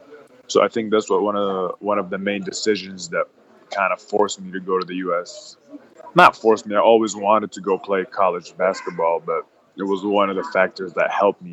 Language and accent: English; Egypt; I expected or imagined, like America, and I was going there from Egypt, and I expected it to be like super nice